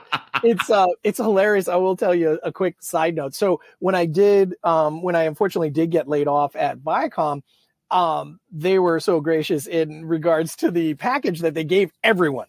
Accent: Manchester, New Hampshire, United States; moved away; i grew up in new hampshire my my entire family's blue collar

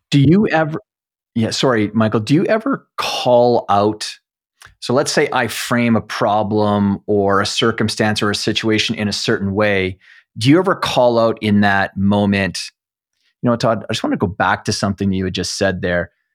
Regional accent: Canada; as a Canadian

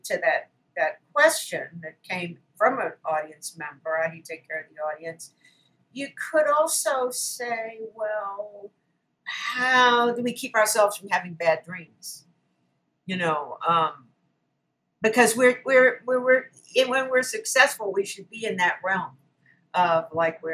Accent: Baltimore, Maryland, United States; moved away; my hometown, Baltimore

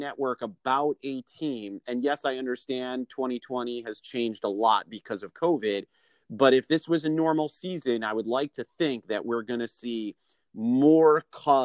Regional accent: Chicago, Illinois, United States; I grew up in the Chicagoland area

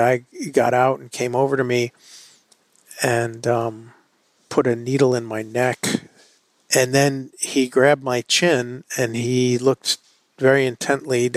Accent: New York City, New York, United States; as a New Yorker

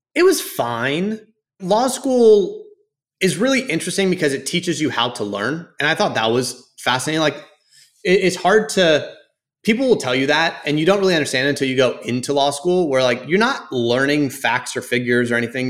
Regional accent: Houston, Texas, United States; also born or lived in Dallas, Texas; I grew up in Houston

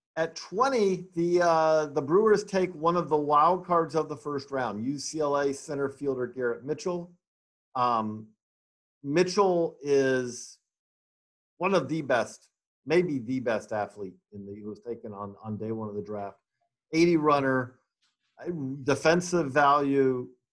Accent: Georgia, United States; Decatur, Georgia, my home my home state

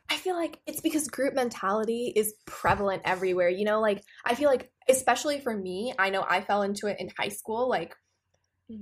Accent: Amritsar, Punjab, India; moved away; as someone who grew up in India

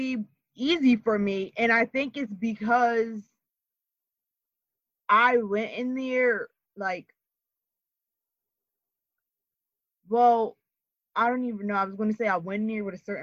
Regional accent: Camden, New Jersey, United States; I'm from Camden, but I've grown up more suburban than anything.

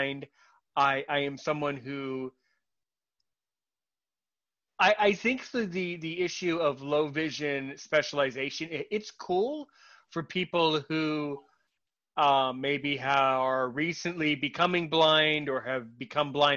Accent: United States; I'm an American who speaks French

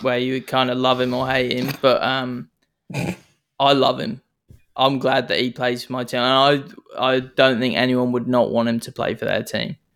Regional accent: New Zealand; accent: Kiwi; now in Sydney, Australia; I'm not from here. You can tell I've got an accent. I'm clearly Kiwi.

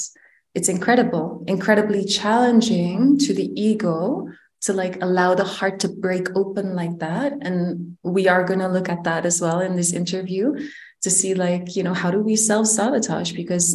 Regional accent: Netherlands; I am originally from the Netherlands, but I was raised in multiple countries, which is why the way I navigate in life, or let's say my cultural inheritance is quite mixed.

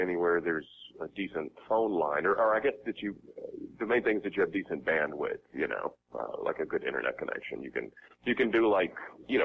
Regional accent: Memphis, Tennessee, United States; now in Los Angeles, United States; I grew up in Memphis, Tennessee

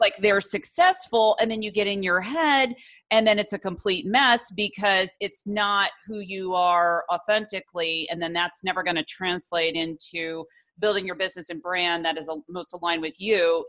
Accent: Ireland; also born or lived in Florence, Italy; I'm actually Irish, but I lived over in Florence, Italy

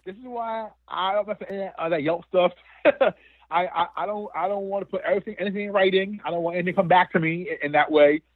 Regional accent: New Jersey, United States; I'm from Jersey. The nearest Waffle House for me is in Pennsylvania.

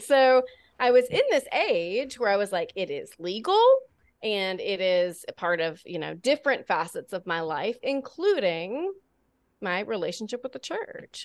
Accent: Alabama, United States; born and raised in Alabama

